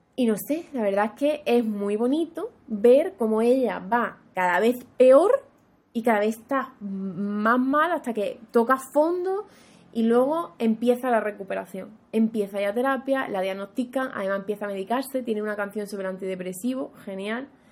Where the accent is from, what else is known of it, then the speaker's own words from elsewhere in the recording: Andalusia, Spain; para mí que soy andaluza